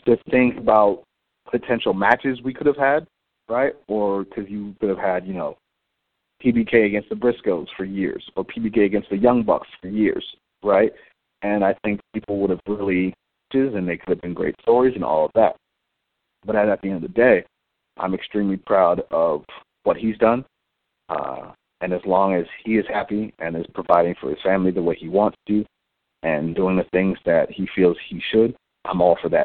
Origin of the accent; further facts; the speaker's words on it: Cleveland, Ohio, United States; Growing up in Cleveland, especially on the east side of Cleveland